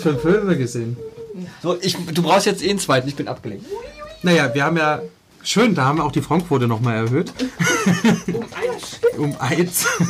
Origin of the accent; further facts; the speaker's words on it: Leipzig, Saxony, Germany; ich bin in Leipzig-Reutnitz aufgewachsen